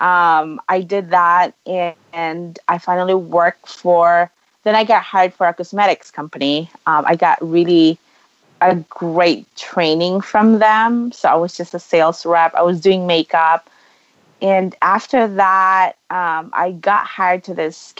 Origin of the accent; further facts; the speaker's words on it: Philippines; moved away as an adult; now in United States; I grew up in the Philippines.